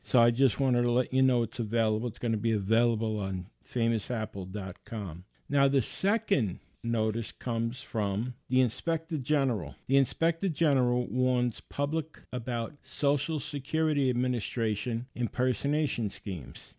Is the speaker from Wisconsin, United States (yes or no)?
no; New York City, New York, United States; I grew up in the Bronx